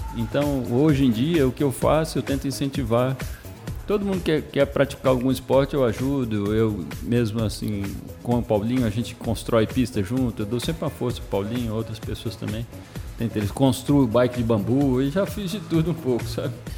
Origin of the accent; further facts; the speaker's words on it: Brazil; also born or lived in Belo Horizonte, Minas Gerais / São Bernardo do Campo, São Paulo; now in Anápolis, Brazil; Eu sou de São, São Bernardo do Campo, mas eu morava em Belo Horizonte. Depois eu fui morar em São Bernardo.